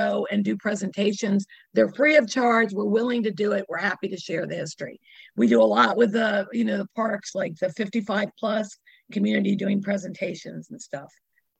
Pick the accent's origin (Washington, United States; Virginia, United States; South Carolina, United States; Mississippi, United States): Virginia, United States; Arlington; I grew up in Arlington